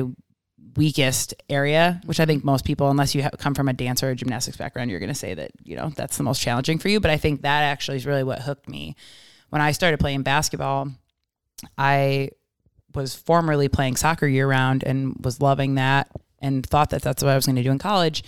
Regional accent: Rochester, New York, United States; moved away as an adult; now in Bay Area, United States; where I'm from, Rochester, New York area

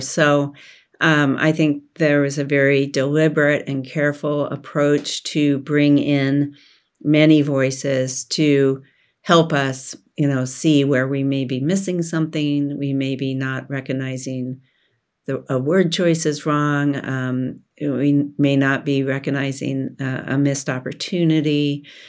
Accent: Oregon, United States; I was born in Oregon and raised in Oregon and educated in Oregon

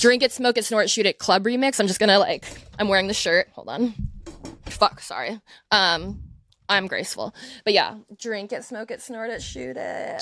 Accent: United States; growing up in America

